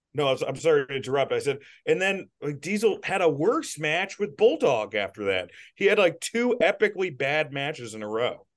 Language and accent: English; Pittsburgh, Pennsylvania, United States; I'm from Pittsburgh. I'm in Pittsburgh.